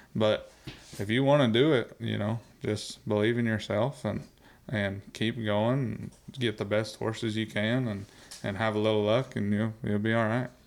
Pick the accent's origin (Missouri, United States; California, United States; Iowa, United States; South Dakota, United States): South Dakota, United States; I was growing up in South Dakota.